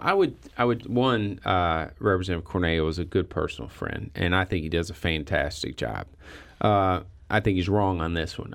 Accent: Perryville, Missouri, United States; I grew up in Perryville, okay, which is not a really big union area

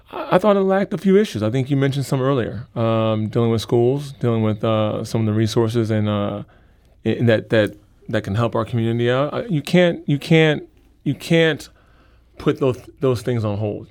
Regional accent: St. Louis, Missouri, United States; I grew up in St. Louis

